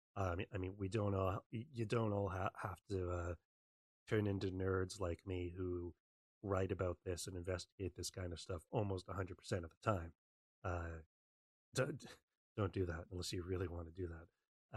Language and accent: English; Western Canada, Canada; I'm from Canada. I grew up in Western Canada.